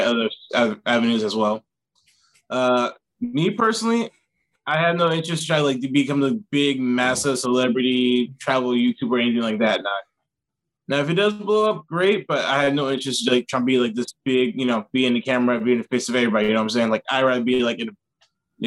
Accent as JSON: {"language": "English", "region": "South Carolina", "country": "United States", "moved": "as an adult", "lives_now": "South Korea", "said": "I'm from South Carolina, but I live in South Korea."}